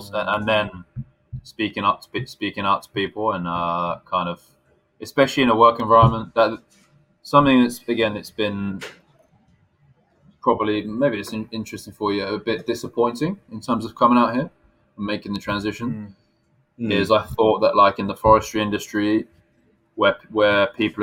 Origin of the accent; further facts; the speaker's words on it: United Kingdom; also born or lived in Tokyo, Japan; now in Japan; whether I'm British or not